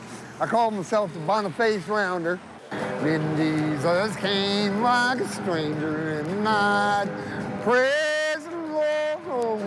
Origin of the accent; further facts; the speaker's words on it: the Ozarks, Arkansas, United States; now in Anchorage, United States; I was raised in the Ozarks, in country beginnings, and my daddy shot pool and hung out in the pool joints, and that's where I learned my music craft.